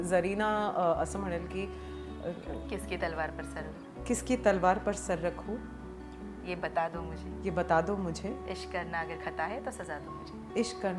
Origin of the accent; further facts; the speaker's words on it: Maharashtra, India; अहो मी पण मराठी हा